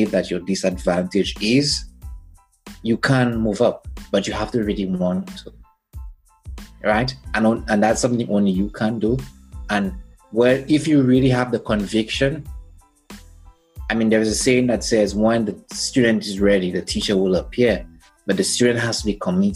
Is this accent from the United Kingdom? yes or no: no; St. Lucia; moved away; I'm from St. Lucia, and it's an island in the Caribbean